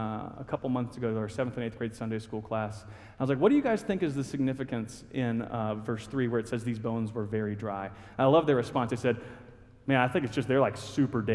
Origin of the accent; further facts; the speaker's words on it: Huntsville, Alabama, United States; now in Norfolk, United States; I was born and raised in Huntsville, Alabama, just a little ways away from here